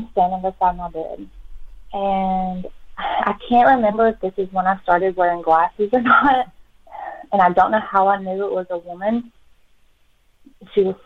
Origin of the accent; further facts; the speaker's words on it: Childersburg, Alabama, United States; I grew up in Childersburg, Alabama